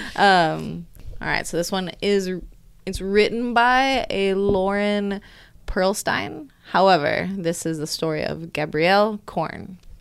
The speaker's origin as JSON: {"language": "English", "country": "United States", "said": "I'm American"}